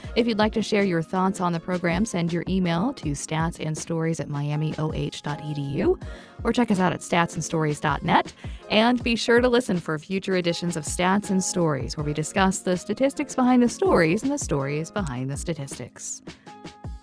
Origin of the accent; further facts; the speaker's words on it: Southern Ohio, United States; I'm from Southern Ohio